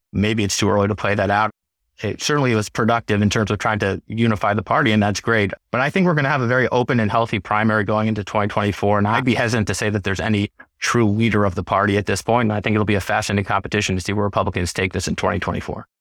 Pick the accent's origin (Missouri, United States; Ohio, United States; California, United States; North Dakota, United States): Missouri, United States; St. Louis; moved away as an adult; also born or lived in Gush Etzion, Israel / Washington, D.C.; I grew up in Saint Louis